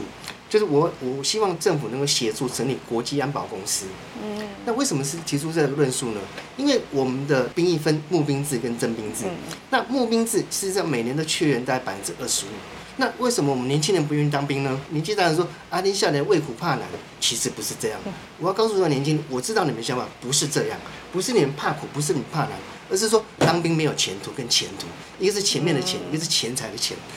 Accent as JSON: {"language": "Chinese", "country": "Taiwan", "said": "我们台湾人是不是被边缘化？"}